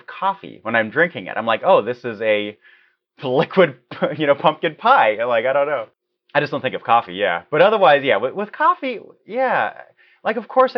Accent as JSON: {"language": "English", "town": "Munich", "region": "Bavaria", "country": "Germany", "tie": "born or raised there", "also_born_or_lived": "Czech Republic / California", "moved": "yes", "lives_now": "Oregon, United States", "said": "I was raised in Munich"}